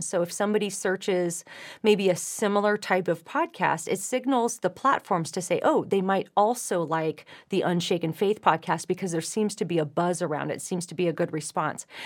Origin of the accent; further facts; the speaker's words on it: California, United States; moved away as an adult; now in Nashville, United States; I come from California